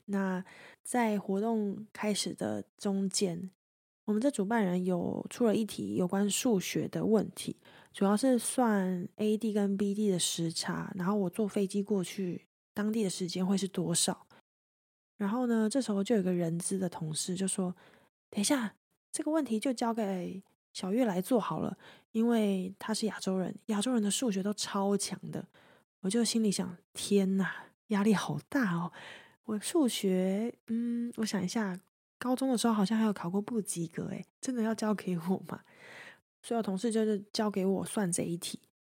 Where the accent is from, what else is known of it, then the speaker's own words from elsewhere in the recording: Taiwan; 我来自台湾